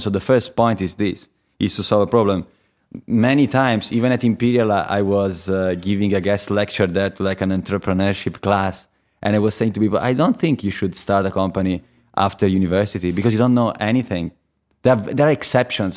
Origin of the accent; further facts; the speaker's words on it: Viareggio, Tuscany, Italy; English is a second language; moved away as an adult; also born or lived in Pisa; now in London, United Kingdom; I was born in Pisa. but I lived, uh, most of my life before I came to London in a city called Viareggio